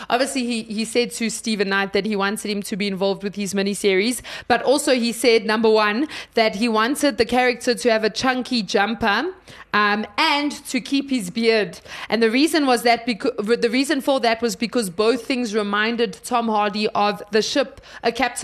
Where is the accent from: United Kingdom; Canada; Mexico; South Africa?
South Africa; I'm South African